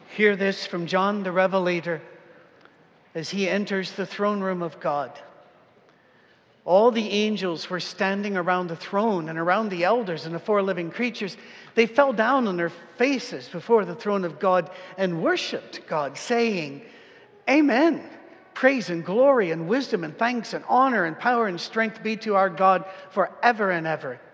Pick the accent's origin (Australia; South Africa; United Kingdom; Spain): United Kingdom; as a British person